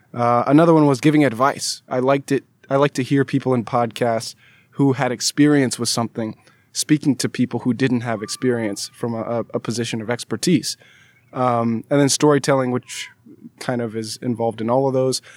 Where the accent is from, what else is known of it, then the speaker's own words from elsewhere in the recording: California, United States; also born or lived in Alabama; I'm from California, went out of state to go to school in Alabama